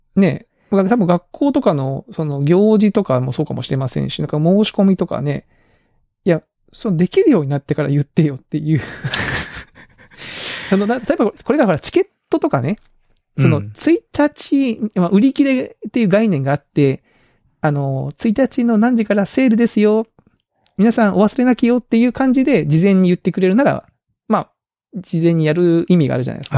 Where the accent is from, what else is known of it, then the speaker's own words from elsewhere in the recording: Kagoshima, Japan; moved away; 鹿児島のうちの実家の母